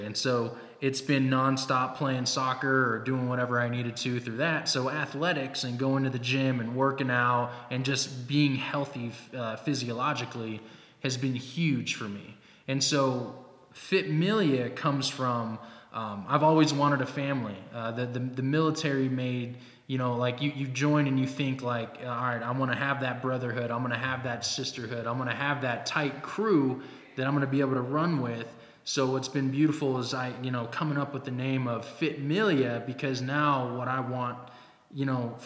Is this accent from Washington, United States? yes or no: yes; Seattle, Washington, United States; moved away as an adult; also born or lived in Fort Bragg, North Carolina; now in Fort Carson, Colorado, United States; I'm originally from Seattle.